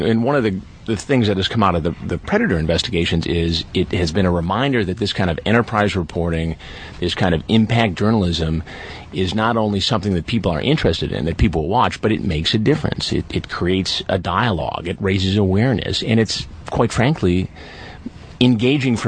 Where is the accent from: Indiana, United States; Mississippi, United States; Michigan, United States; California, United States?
Michigan, United States; Detroit; I grew up in Detroit